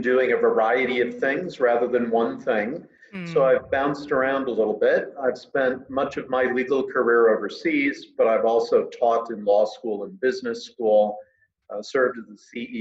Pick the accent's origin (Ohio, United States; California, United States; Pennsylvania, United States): Pennsylvania, United States; I'm from Pennsylvania